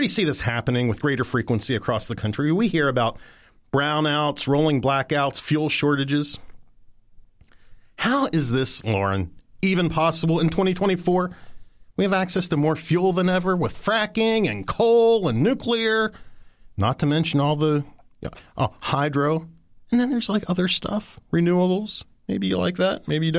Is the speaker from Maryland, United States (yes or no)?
yes; Mount Savage, Maryland, United States; I'm, by the way, from Mount Savage, Maryland